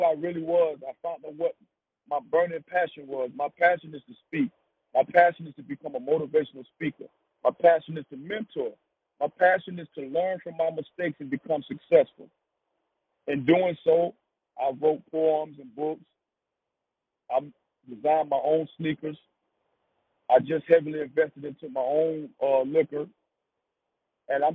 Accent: Wilmington, North Carolina, United States; I'm from Wilmington, North Carolina, a small city. And in the time of my coming up, our city was hit with the drug epidemic

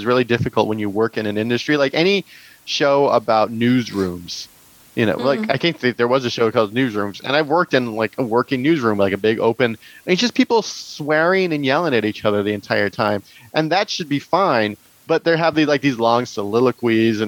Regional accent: Tehachapi, California, United States; I'm from Tehachapi.

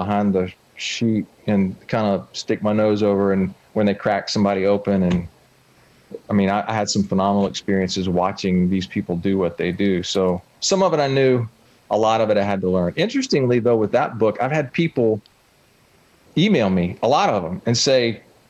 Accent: Southeast, United States; I'm from the Southeast. I've spent a whole lot of time on the water, both river or ocean.

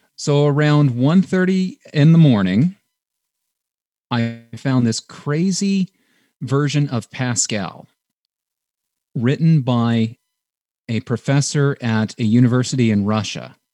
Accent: Canada; we're from Canada

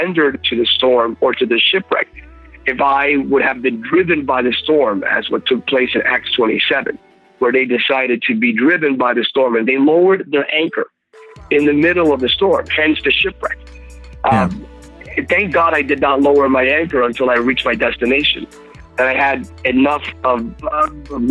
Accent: Bethlehem, Pennsylvania, United States; Growing up in Bethlehem, Pennsylvania, I'm a Pennsylvania guy

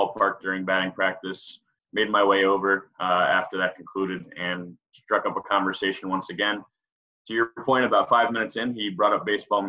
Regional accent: New York, United States; moved away as an adult; also born or lived in Maryland / Massachusetts; I grew up in New York, I guess to start, and then went to Towson University in Maryland for my undergrad.

